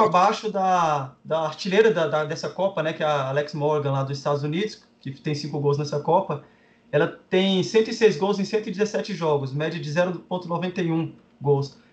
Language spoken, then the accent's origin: Portuguese; Brasília, Federal District, Brazil; eu sou de Brasília